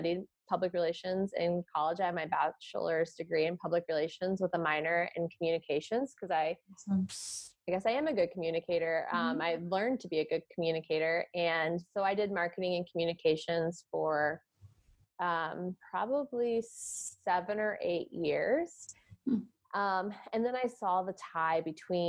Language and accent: English; Indianapolis, Indiana, United States; moved away as an adult; also born or lived in California; born and raised in Indianapolis, took a few years away and moved to California for a few years